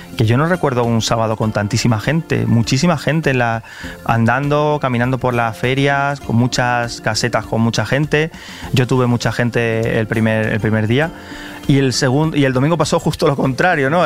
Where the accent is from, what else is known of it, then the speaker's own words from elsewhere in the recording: Carmona, Andalusia, Spain; also born or lived in Seville; la ciudad en la que me crié. Eh, aunque yo soy de Carmona, iba todos los fines de semana a Sevilla